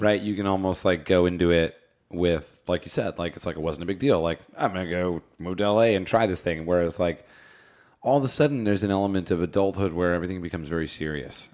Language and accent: English; New Jersey, United States; now in Los Angeles, United States; I grew up in New Jersey on the East Coast